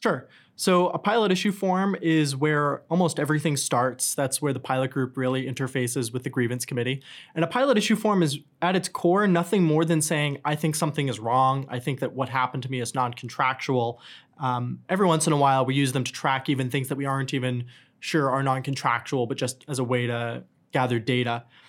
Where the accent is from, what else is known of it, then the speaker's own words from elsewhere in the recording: New Hampshire, United States; moved away; also born or lived in New York City / Atlanta; I grew up in New Hampshire